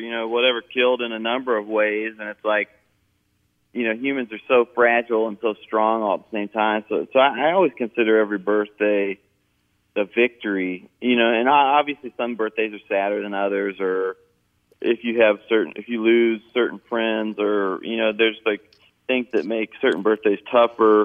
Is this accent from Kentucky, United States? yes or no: yes; Kentucky, United States; moved away; I'm not really from the South. Kentucky is kind of in the middle.